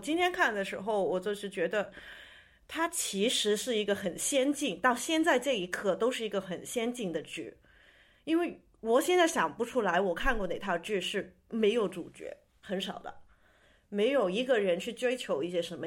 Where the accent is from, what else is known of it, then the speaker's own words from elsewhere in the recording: Hong Kong; 我就是南方香港长大的